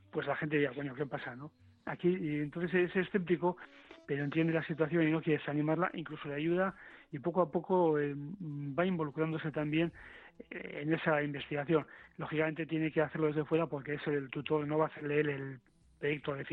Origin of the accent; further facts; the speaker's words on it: Bilbao, Basque Country, Spain; yo he comprado en el Carrefour de, de Bayona, o sea que soy un vasco integrado, pero soy de Bilbao.